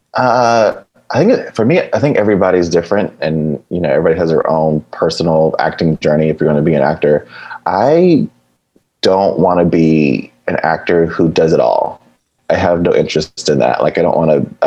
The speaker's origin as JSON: {"language": "English", "town": "Fayetteville", "region": "Georgia", "country": "United States", "moved": "as an adult", "lives_now": "Los Angeles, United States", "said": "Originally, I'm from Fayetteville, Georgia"}